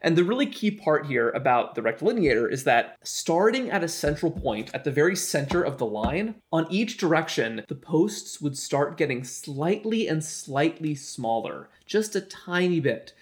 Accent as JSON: {"language": "English", "region": "South Florida", "country": "United States", "tie": "born or raised there", "said": "I'm from South Florida too"}